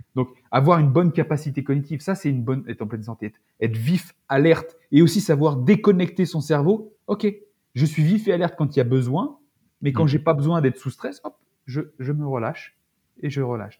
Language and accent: French; France; en tant que Français